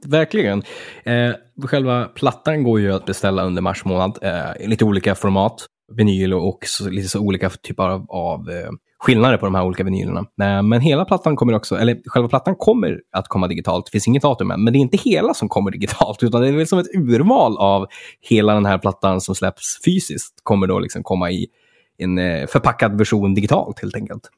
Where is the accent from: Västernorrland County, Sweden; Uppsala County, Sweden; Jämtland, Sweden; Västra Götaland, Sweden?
Västernorrland County, Sweden; Örnsköldsvik; från min hemstad där Örnsköldsvik